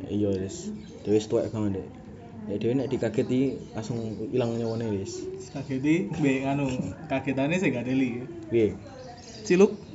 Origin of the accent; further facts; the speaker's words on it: Semarang, Central Java, Indonesia; membahas tentang hal-hal mitos yang terjadi di Semarang karena kita orang Semarang kita akan membahas tentang Semarangan saja